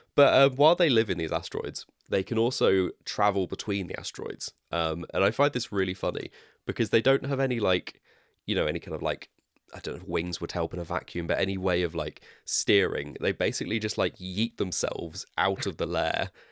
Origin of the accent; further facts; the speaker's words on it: West Country, South West England, United Kingdom; accent: West Country; my West Country accent